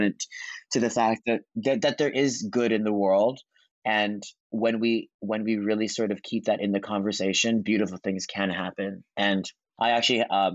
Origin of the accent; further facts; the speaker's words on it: Hawaii, United States; moved away; I grew up in Hawaii. And so it was a long journey, really small town on the not fancy side of the island